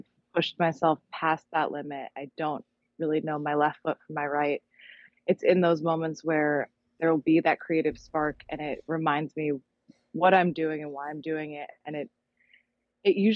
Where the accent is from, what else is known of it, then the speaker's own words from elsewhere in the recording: Los Angeles, California, United States; I'm from Los Angeles, California